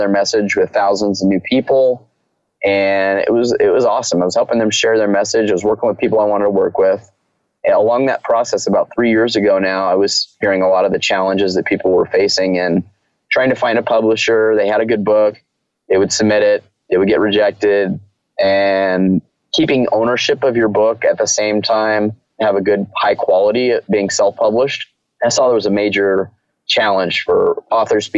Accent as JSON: {"language": "English", "region": "Southern California", "country": "United States", "tie": "born or raised there", "said": "My background is I grew up in Southern California"}